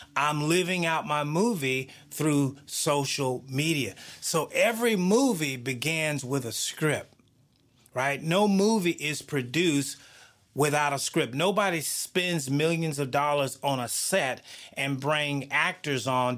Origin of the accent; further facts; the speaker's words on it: the South, United States; I grew up in the South